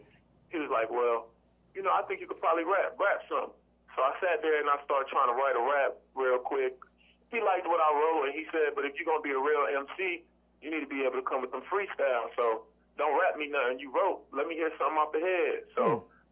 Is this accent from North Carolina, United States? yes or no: yes; Greensboro, North Carolina, United States; I'm from Greensboro, North Carolina